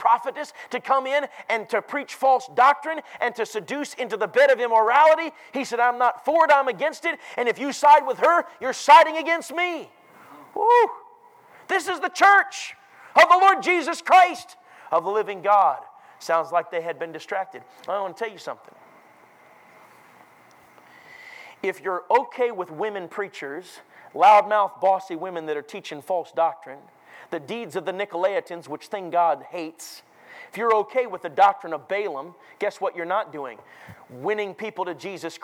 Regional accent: Minneapolis, Minnesota, United States; moved away; Minneapolis, where I grew up

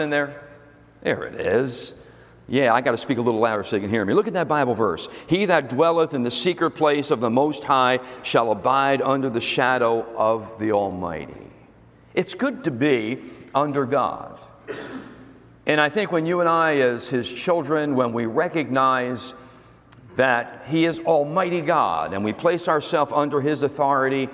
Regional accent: United States; I'm American

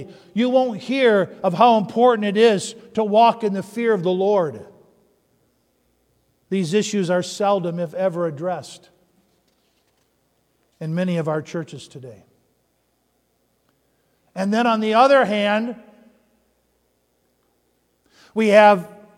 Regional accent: Upper Peninsula of Michigan, United States; I grew up in the Upper Peninsula of Michigan

